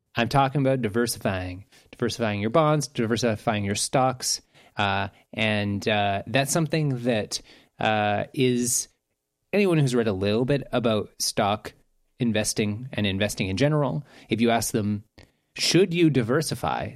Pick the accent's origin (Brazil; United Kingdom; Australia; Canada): Canada; I'm Canadian